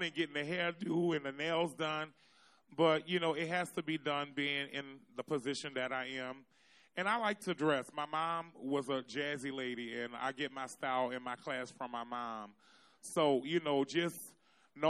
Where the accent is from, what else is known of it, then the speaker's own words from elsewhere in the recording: New Orleans, Louisiana, United States; I'm born and from the Third Ward. I grew up on Josephine Street